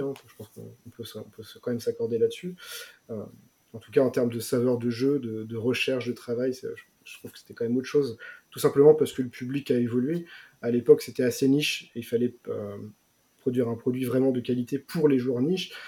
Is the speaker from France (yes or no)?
yes; France; nous, en tant que Français